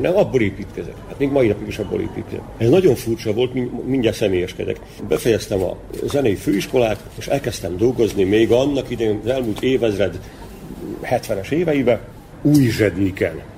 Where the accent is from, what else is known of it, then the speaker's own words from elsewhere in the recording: Vojvodina, Serbia; ebbe születtem bele